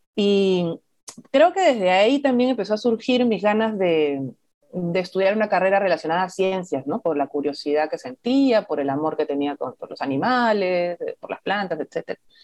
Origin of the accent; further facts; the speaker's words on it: Lima, Peru; moved away as an adult; also born or lived in Madre de Dios; acá igual soy limeña